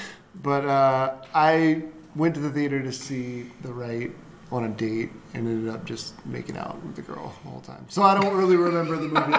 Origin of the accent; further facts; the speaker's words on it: Louisiana, United States; moved away; I'm from Louisiana originally